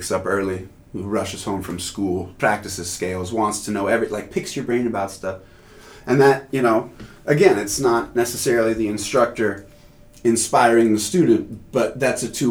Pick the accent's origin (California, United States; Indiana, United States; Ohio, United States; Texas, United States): California, United States; Carlsbad; also born or lived in Anchorage, Alaska; my folks moved to Carlsbad when I was, I don't know, 6, 91. And I grew up in Carlsbad pretty much ever since